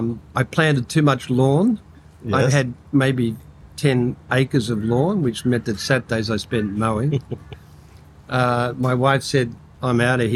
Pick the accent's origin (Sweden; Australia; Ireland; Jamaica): Australia; Victoria; moved away as an adult; also born or lived in Armidale, Australia / London, United Kingdom; now in Gold Coast, Australia; I grew up in the country in Victoria.